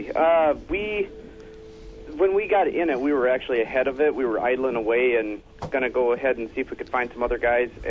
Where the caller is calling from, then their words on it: Minnesota, United States; Uh, … from Minnesota.